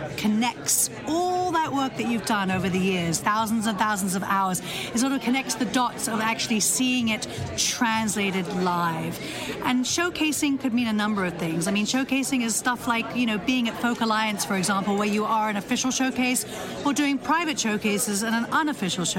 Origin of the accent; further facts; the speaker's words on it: London, United Kingdom; now in New York City, United States; I'm originally from London, England.